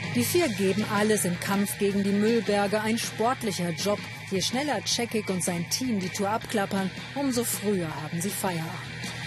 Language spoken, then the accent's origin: German; Germany; now in Brussels, Belgium; Als Deutsche